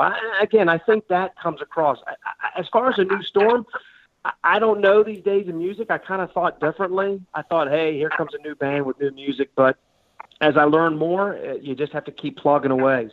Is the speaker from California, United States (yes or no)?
no; Richmond, Virginia, United States; we're from Richmond, Virginia.